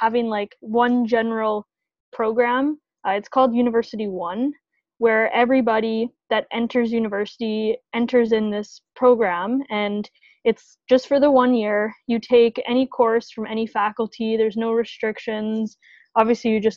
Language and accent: English; Winnipeg, Manitoba, Canada; moved away as an adult; now in Toronto, Canada; I'm from Winnipeg, good old Winnipeg, Manitoba